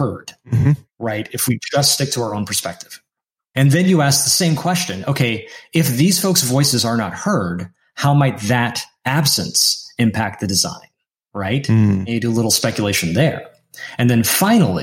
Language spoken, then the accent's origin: English; the North, United States; first language English; I grew up in America. I am a full citizen.